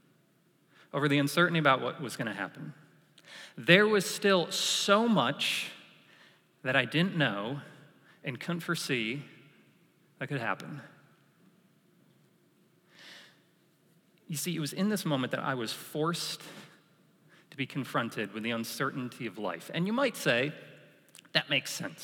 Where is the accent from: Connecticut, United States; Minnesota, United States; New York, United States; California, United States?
New York, United States; moved away as an adult; growing up in New York